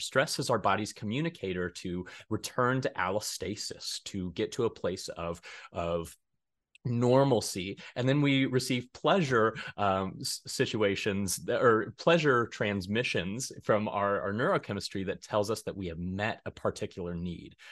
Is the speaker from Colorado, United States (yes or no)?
yes; Denver, Colorado, United States; moved away as an adult; now in Hays, United States; I'm originally from Denver, Colorado